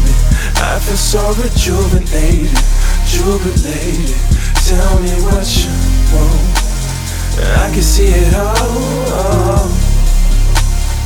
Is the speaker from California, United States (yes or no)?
no; Dayton, Ohio, United States; also born or lived in Toledo; I was born in Dayton and I grew up mostly in Dayton, but I would like spend a lot of time in Toledo